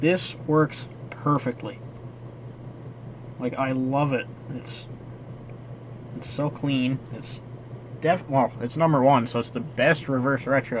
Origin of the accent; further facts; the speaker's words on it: Newfoundland and Labrador, Canada; And seeing as we're from Newfoundland and it's a Newfie podcast